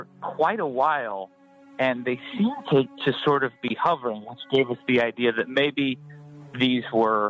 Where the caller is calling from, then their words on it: Phoenix, Arizona, United States; I'm calling from Phoenix, Arizona.